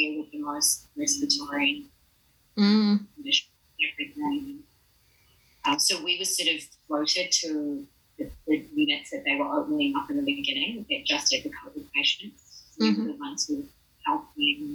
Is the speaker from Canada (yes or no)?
no; Hastings, Hawke's Bay, New Zealand; moved away as an adult; also born or lived in Melbourne, Australia / Palmerston North, New Zealand; now in New York, United States; I'm from Hastings, so I moved home for 4 months